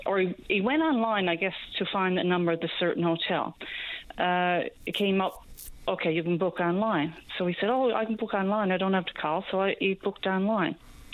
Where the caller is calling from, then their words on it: Newfoundland and Labrador, Canada; I'm calling from Central